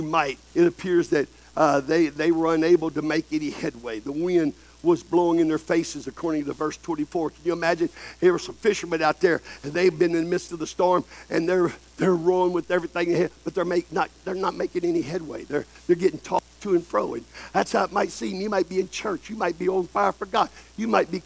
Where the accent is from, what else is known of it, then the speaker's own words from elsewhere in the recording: El Campo, Texas, United States; I've seen tornadoes come through Texas in my hometown, El Campo